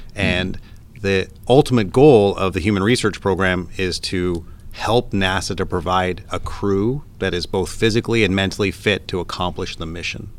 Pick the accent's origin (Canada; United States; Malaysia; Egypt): Canada; moved away; if my accent hasn't given me away yet, I'm originally from Canada